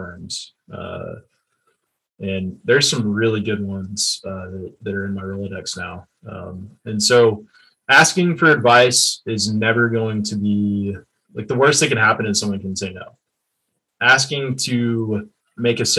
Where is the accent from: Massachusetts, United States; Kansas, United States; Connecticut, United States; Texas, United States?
Texas, United States; I'm an entrepreneur from Texas